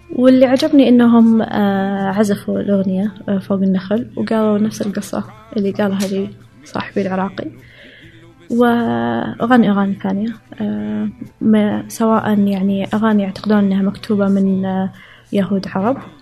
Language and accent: Arabic; Saudi Arabia; moved away as an adult; also born or lived in Riyadh / Chicago; أنا كسعودية